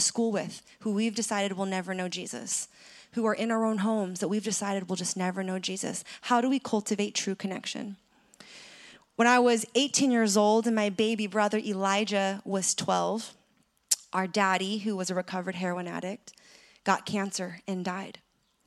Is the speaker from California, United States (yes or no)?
yes; San Francisco, California, United States; my hometown of San Francisco